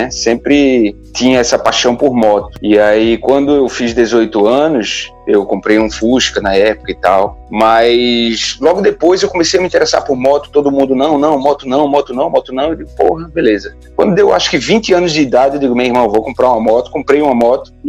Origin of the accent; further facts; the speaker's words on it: Arapiraca, Alagoas, Brazil; Velho, eu sou alagoano, né? Eu nasci em Arapiraca, Alagoas. Na minha época de menino, lá era terra do fumo.